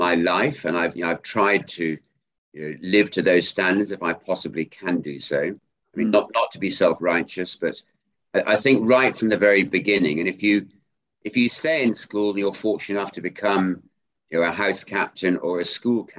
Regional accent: Ludlow, West Midlands, United Kingdom; We grew up in Ludlow in Shropshire on a farm

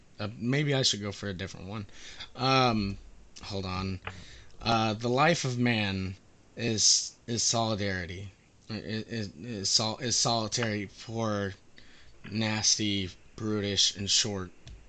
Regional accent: Canada; accent: Canadian; You can tell by my very Canadian accent that I'm from Canada

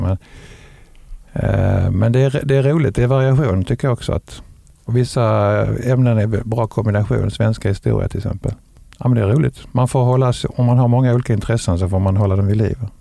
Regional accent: Lund, Skåne, Sweden; also born or lived in Ystad; now in Veberöd, Sweden; jag kommer från Lund

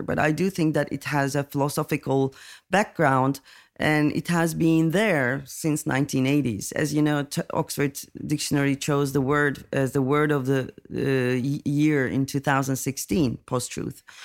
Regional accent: Turkey; I'm coming from Turkey

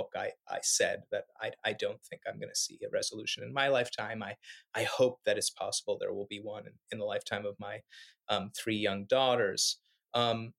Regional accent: United States; also born or lived in Israel-Palestine; now in Israel; I feel it as an American citizen

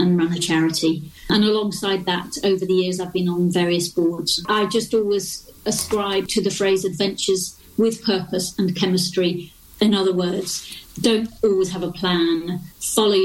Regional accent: Yorkshire and the Humber, United Kingdom; I'm a proud Yorkshire lass.

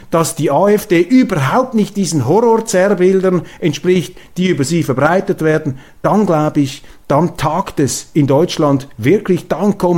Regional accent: Switzerland; Als Schweizer können Sie mir glauben, also ich habe, ähm, wir haben hier ein durchaus intaktes Gespür für Demokratien.

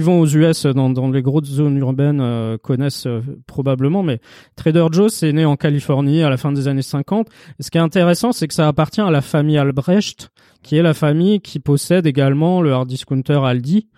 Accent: Paris, Île-de-France, France; Chez nous, à Paris

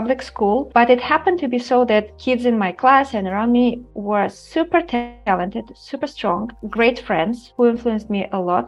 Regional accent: Moscow, Russia; moved away as an adult; now in Boston, United States; I grew up in Moscow, Russia, in Moscow suburb.

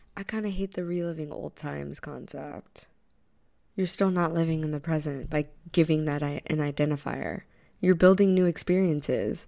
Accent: New York, United States; being a New Yorker

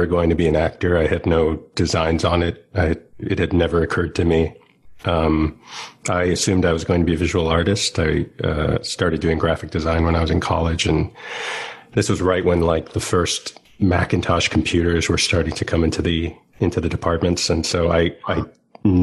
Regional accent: Wayland, Massachusetts, United States; moved away as an adult; also born or lived in Boston / New York; I actually grew up in a town called Wayland, Massachusetts, and then I was in the Boston area for a while

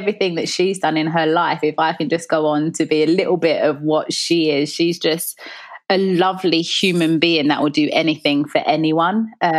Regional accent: London, United Kingdom; when I think about me growing up, my mum was a single parent.

